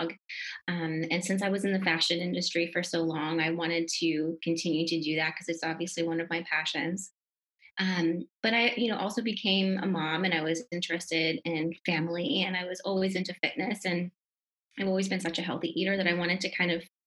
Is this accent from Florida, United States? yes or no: yes; Florida, United States; moved away as an adult; also born or lived in Stoneham, Massachusetts / New York; now in Miami, United States; I grew up in Florida